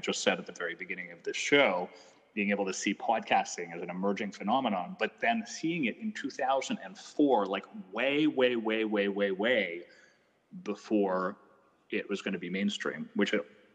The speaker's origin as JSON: {"language": "English", "country": "Canada", "said": "I'm Canadian"}